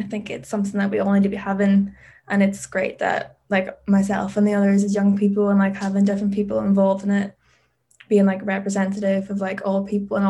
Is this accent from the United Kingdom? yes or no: yes; Derry, Northern Ireland, United Kingdom; moved away as an adult; now in Newcastle, United Kingdom; I'm from Derry in Ireland. So I'm 20 years old and currently based in Newcastle where I'm studying my degree in professional dance.